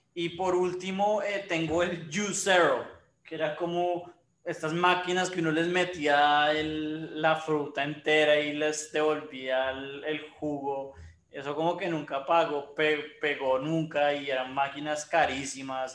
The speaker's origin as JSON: {"language": "Spanish", "country": "Colombia", "said": "como los colombianos"}